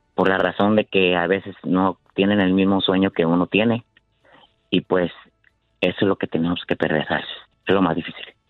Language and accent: Spanish; Michoacán, Mexico; now in San Jose, United States